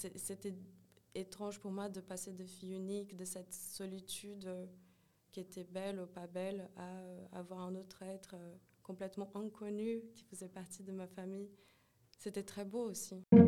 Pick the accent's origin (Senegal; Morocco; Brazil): Brazil; São Paulo; French is a second language; moved away as an adult; now in Paris, France; Je suis née et grandie au Brésil. Euh, euh, au, tout, début, euh, j'ai jusqu'à mes trois ans où j'étais à Brooklyn, c'est près du centre de São Paulo, dans une favela. Et, puis à partir de quatre ans, j'ai déménagé dans l'extrême sud de São Paulo